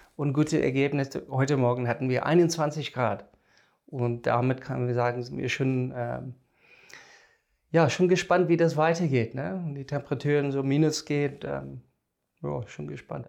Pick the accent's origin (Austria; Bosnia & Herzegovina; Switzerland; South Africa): South Africa; German is a second language; moved away as an adult; now in Germany; komme ich aus dem Ausland ich bin in Südafrika geboren und da aufgewachsen, studiert